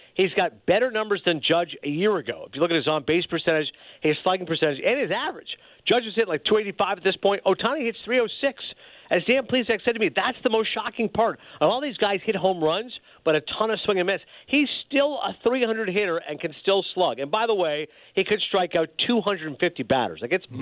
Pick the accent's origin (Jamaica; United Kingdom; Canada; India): Canada; moved away as an adult; now in United States; I'm Canadian, but I'm working in America